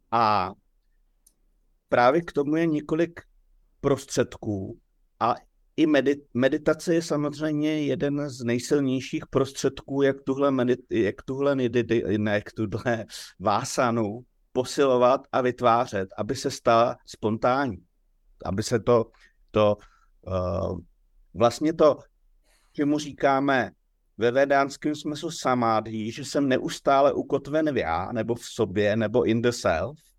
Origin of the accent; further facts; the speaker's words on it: Roudnice nad Labem, Ústí nad Labem Region, Czechia; born there; narodil jsem se v Roudnici toho a toho roku.